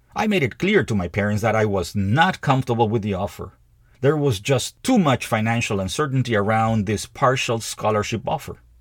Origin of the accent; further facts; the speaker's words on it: Peru; moved away as an adult; in Peru. my home country